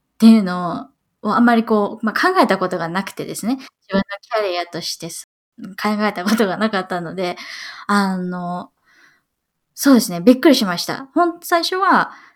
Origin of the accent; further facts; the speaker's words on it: Yokosuka, Kanagawa, Japan; moved away as an adult; also born or lived in New York, United States; now in Seattle, United States; 横須賀で、地元が横須賀です。